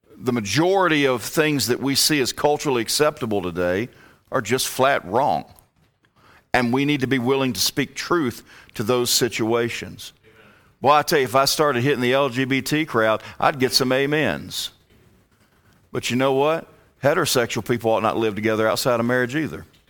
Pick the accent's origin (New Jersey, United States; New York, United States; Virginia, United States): Virginia, United States; moved away as an adult; also born or lived in Alabama; I, I was born and raised in Virginia